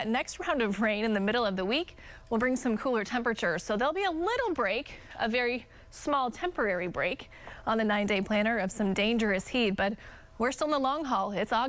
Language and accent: English; Independence, Kansas, United States; now in Oklahoma, United States; up in my hometown of Independence, Kansas